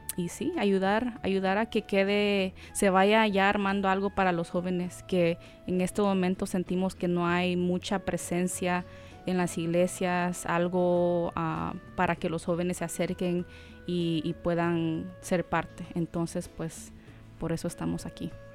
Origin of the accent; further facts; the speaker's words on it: El Salvador; moved away; yo soy del Salvador